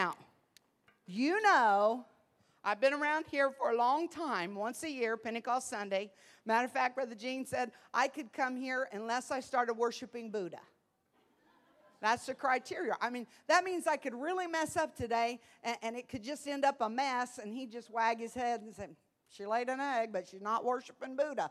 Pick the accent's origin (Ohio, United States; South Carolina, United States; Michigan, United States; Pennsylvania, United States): Ohio, United States; Columbus; moved away as an adult; now in Evansville, United States; being a city girl, I was raised in Columbus, Ohio